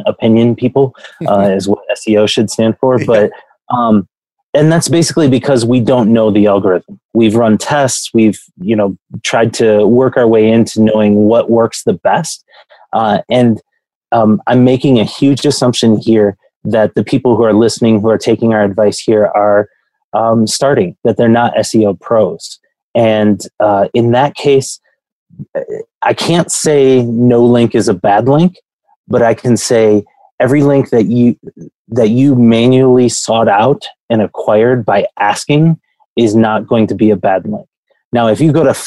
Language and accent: English; Grand Rapids, Michigan, United States; I come from West Michigan. Grand Rapids is where I come from